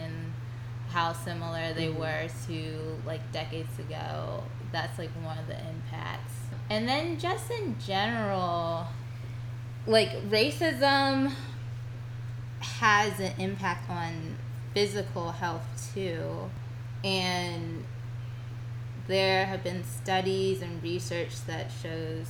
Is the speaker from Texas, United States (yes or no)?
no; Virginia, United States; I'm from Virginia